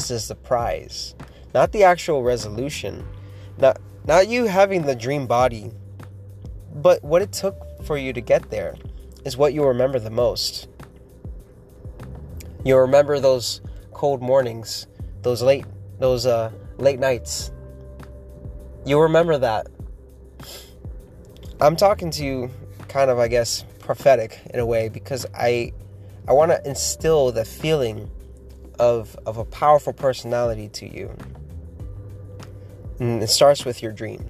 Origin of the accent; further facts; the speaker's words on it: Miami, Florida, United States; I was born in Miami, and that's nowhere near anything country